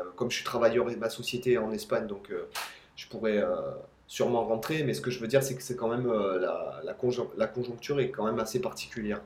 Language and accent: French; France; now in Spain; en tant que Français, j'ai le droit de rentrer dans mon pays d'origine